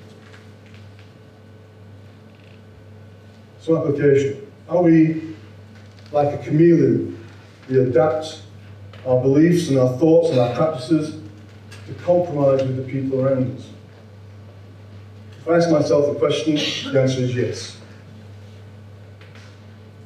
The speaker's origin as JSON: {"language": "English", "region": "Yorkshire and the Humber", "country": "United Kingdom", "said": "I'm a Yorkshireman"}